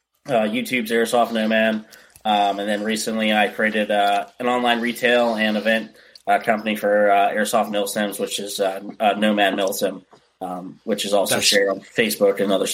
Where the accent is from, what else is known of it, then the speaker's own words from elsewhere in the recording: Pennsylvania, United States; also born or lived in Michigan; So I was born here in Pennsylvania, moved to Michigan, which is just another even colder state.